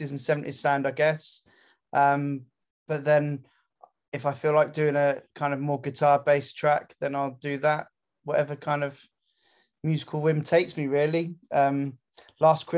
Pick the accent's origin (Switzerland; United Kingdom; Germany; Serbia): United Kingdom; Gloucester, South West England; I grew up in Gloucester